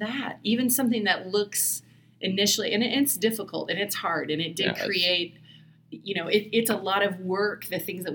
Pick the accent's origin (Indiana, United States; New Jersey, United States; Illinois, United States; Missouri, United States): Indiana, United States; moved away as an adult; also born or lived in Seattle, Washington / Bellingham, Washington; I grew up in Indiana